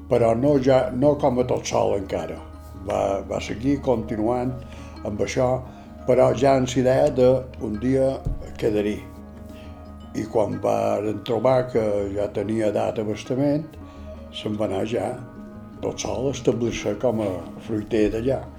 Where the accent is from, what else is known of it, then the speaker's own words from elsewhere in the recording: Normandy, France; born there; vaig néixer a Normandia, França, el 4 de desembre de 1932.